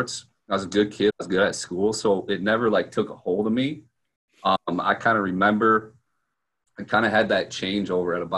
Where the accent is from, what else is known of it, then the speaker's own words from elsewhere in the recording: Sioux Falls, South Dakota, United States; I'm from Sioux Falls, South Dakota, basically the middle of nowhere, flyover country